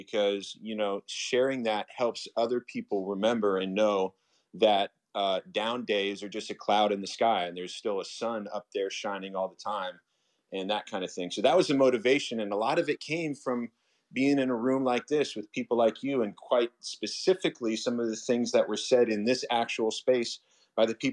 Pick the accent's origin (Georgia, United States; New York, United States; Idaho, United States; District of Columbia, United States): Georgia, United States; Atlanta; now in Los Angeles, United States; Growing up in Atlanta